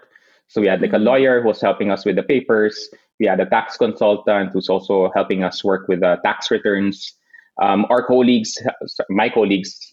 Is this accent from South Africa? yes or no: no; Manila, Metro Manila, Philippines; moved away as an adult; now in Berlin, Germany; born and raised in Metro Manila